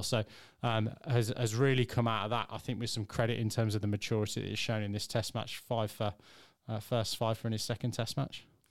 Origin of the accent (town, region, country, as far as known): England, United Kingdom